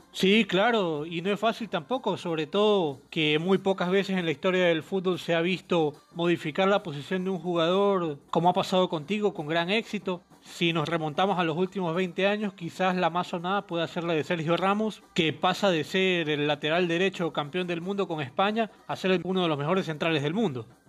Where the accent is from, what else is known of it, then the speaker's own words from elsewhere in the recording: Ecuador; acá en Ecuador, de donde soy yo